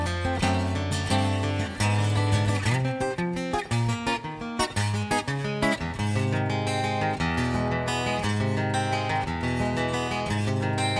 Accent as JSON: {"language": "English", "town": "Muswellbrook", "region": "New South Wales", "country": "Australia", "tie": "born or raised there", "said": "I was born in a place called Musselbrook, which was about five hours north west"}